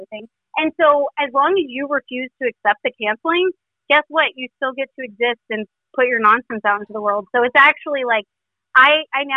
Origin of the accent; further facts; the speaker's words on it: Texas, United States; I'm from Texas.